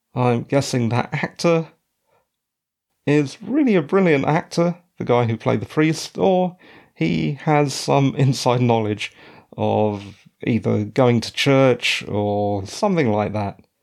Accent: British Columbia, Canada; moved away; As a Canadian citizen and ex resident of British Columbia

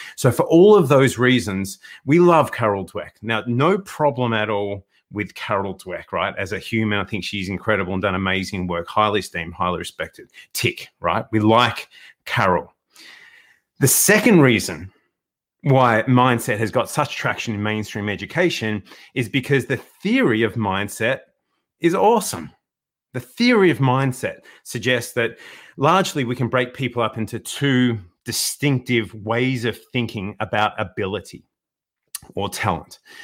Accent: Melbourne, Victoria, Australia; born and bred in Melbourne.

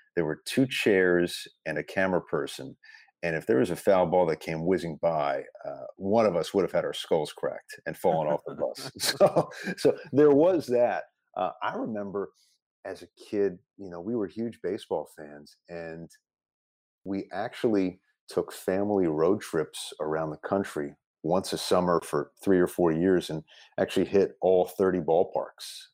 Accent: Westchester, New York, United States; I grew up in Westchester

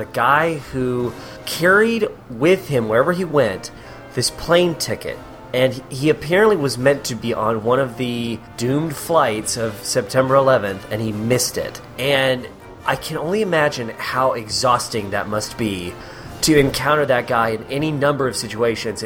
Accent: United States; I'm an American

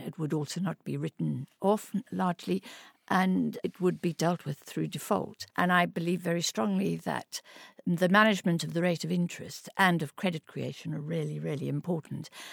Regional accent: Orange Free State, South Africa; moved away as an adult; I was born in South Africa. I grew up in very humble circumstances in the Orange Free State in South Africa

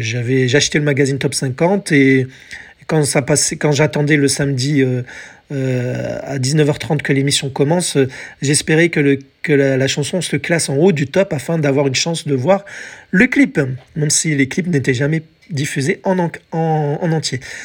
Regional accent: France; chez nous, en France

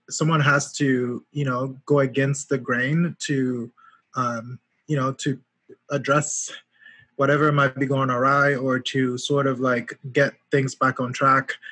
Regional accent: Yaoundé, Centre, Cameroon; moved away as an adult; also born or lived in Washington, D.C. / Atlanta, Georgia; now in New Haven, United States; I grew up in Cameroon, Yaoundé, in the capital city. I moved to the US uh, 11 years ago.

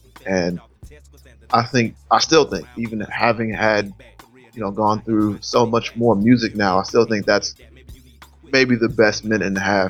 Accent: the South, United States; Being a Southerner, I never heard a Southern cat rap quite like both … and … did in that song.

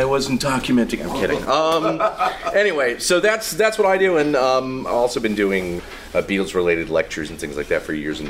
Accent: Bronx, New York, United States; born there; So, I was born in the Bronx in 19...

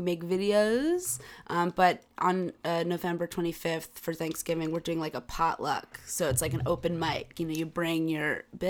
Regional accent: Los Angeles, California, United States; moved away as an adult; also born or lived in Manhattan, New York; now in New York, United States; Yeah, in Manhattan, and I left when I was 2. So, but I'm mostly from Los Angeles.

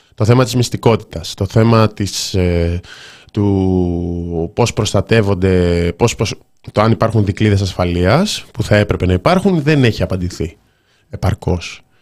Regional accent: Thessaloniki, Central Macedonia, Greece; είμαι από τη Θεσσαλονίκη

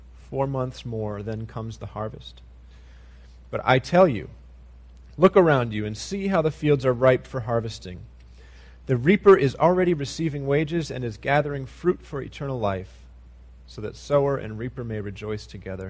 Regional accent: United States; as American Christians

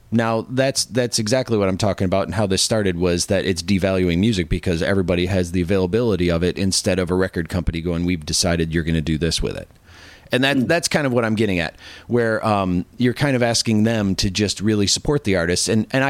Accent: Ireland; Well, I am Irish, so.

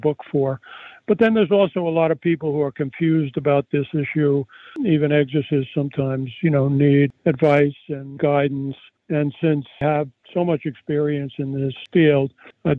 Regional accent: United States; I'm a American Yale-trained doctor

